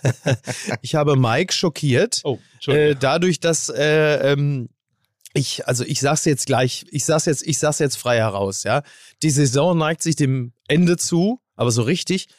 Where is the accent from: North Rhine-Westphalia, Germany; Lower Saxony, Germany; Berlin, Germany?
North Rhine-Westphalia, Germany; Recklinghausen; Ich komme doch auch aus Recklinghausen